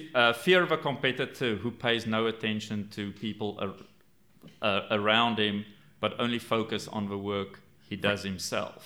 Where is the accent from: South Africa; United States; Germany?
South Africa; I grew up in South Africa